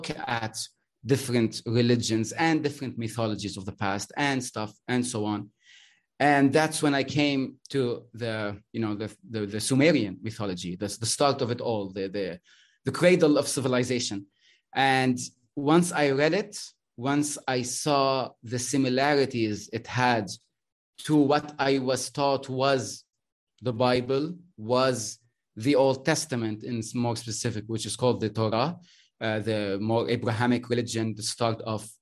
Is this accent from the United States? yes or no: no; Lebanon; I'm Lebanese. I'm from the Arab world.